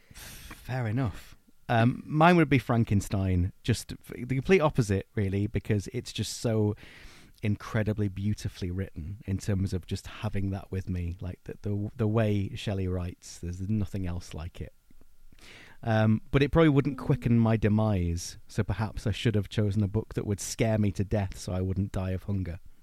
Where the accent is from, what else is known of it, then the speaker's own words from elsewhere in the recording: Blackpool, North West England, United Kingdom; I'm from Blackpool in Lancashire, and so I grew up kinda steeped in, in our local ghost stories and folklore